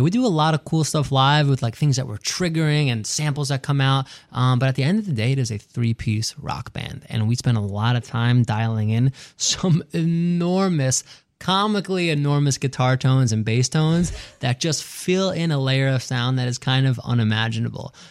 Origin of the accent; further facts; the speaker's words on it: New York City, New York, United States; driving around, uh, Queens and Long Island with my dad growing up in New York